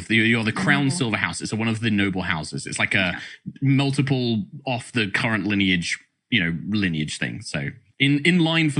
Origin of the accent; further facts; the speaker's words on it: United Kingdom; British. I'm a British DM.